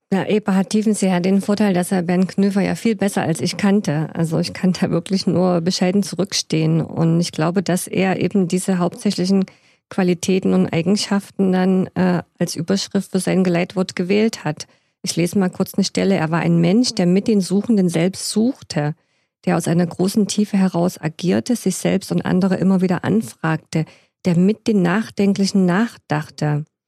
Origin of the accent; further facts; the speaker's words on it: Stollberg, Saxony, Germany; now in Leipzig, Germany; in die Messe in Stolberg im Erzgebirge, wo ich geboren bin